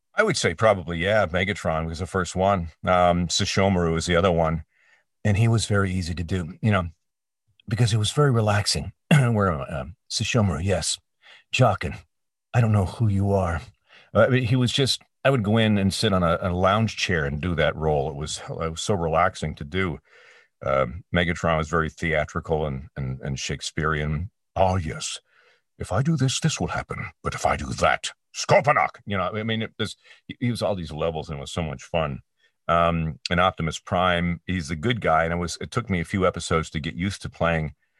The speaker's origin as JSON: {"language": "English", "town": "Peterborough", "region": "Ontario", "country": "Canada", "tie": "born or raised there", "said": "i was working at a pro shop at the ymca in my hometown of peterborough ontario canada"}